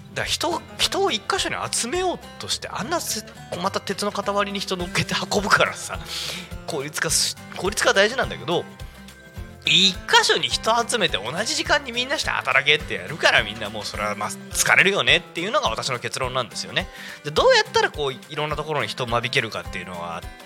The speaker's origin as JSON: {"language": "Japanese", "town": "Yokohama", "region": "Kanagawa", "country": "Japan", "tie": "born or raised there", "said": "生まれ育ちの横浜"}